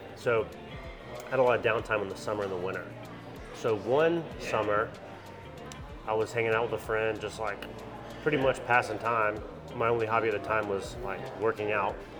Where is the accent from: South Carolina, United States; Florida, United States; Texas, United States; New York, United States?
South Carolina, United States; Anderson; I'm from Anderson, South Carolina